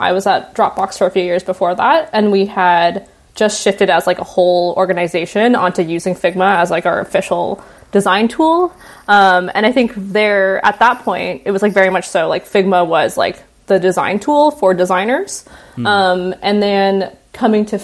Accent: Toronto, Ontario, Canada; now in San Francisco, United States; I'm based in San Francisco, but I grew up mostly in the Toronto area

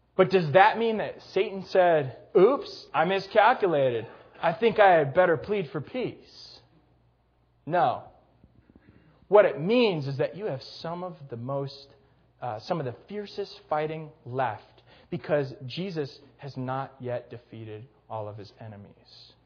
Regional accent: Gurnee, Illinois, United States; my hometown of Gurnee, Illinois

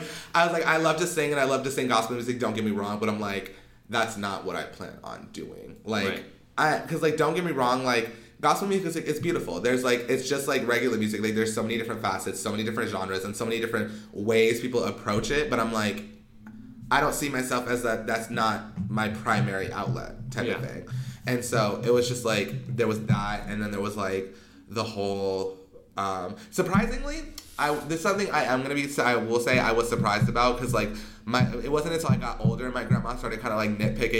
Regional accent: California, United States; If I wanted to, I'm from the hood. Like, I am from California.

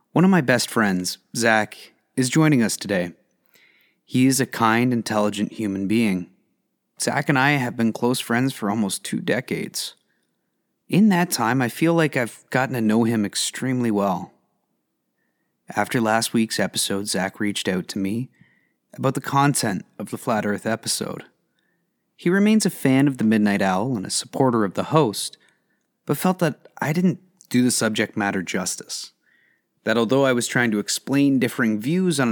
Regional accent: Canada; As a Canadian

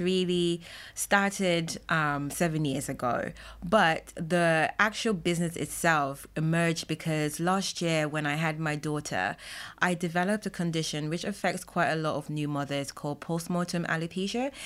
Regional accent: Jamaica; I'm Jamaican

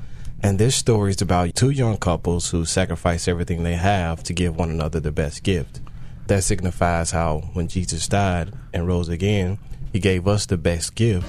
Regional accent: Little Rock, Arkansas, United States; So I'm originally from Little Rock, Arkansas. I was born and raised in Little Rock, Arkansas. And I grew up in the church, of course.

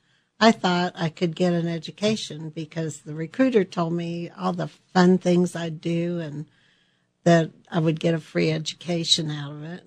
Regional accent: Colorado, United States; Well, we were just a family of six children, and we're pioneer family in Colorado, and pretty, very, very modest for what we had.

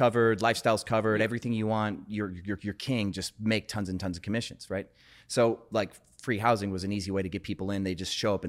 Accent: Wisconsin, United States; So I grew up in Wisconsin, but got into sales in Wisconsin, dropped out of music school for a sales job.

